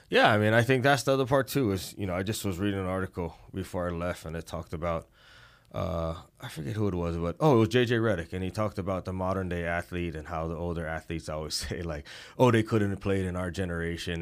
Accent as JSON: {"language": "English", "region": "Hawaii", "country": "United States", "tie": "born or raised there", "said": "growing up in Hawaii"}